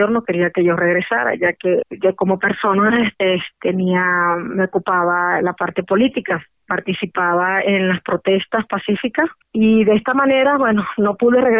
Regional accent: Venezuela; moved away as an adult; also born or lived in United States; now in Mexico; de profesión abogada, en especialización en materia de niños, niñas y adolescentes. Salí de Venezuela el 26 de abril del 2017

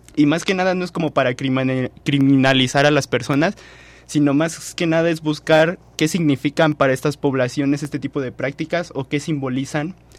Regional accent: Costa Chica, Guerrero, Mexico; yo soy costeño eh, del estado de Guerrero

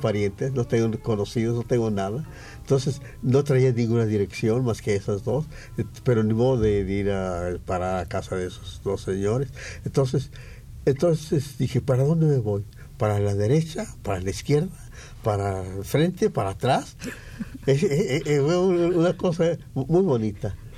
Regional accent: San Gabriel, Jalisco, Mexico; moved away as an adult; now in Mexico City, Mexico; soy de San Gabriel, Jalisco, un pueblo que está allá en la sierra.

